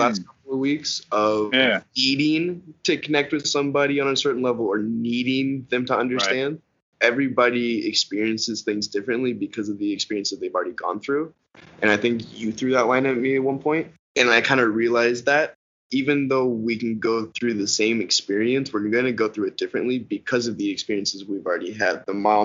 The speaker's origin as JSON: {"language": "English", "country": "Canada", "said": "being Canadian."}